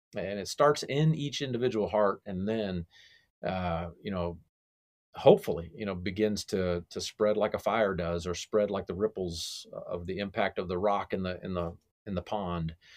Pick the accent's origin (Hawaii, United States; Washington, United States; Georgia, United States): Georgia, United States; Cobb County; here in my hometown here, Cobb County, Georgia.